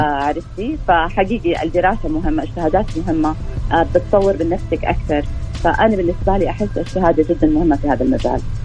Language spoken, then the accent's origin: Arabic; Saudi Arabia; عندنا آه يعني زي ما يقولوا اسبوع موضه رسمي آه في السعوديه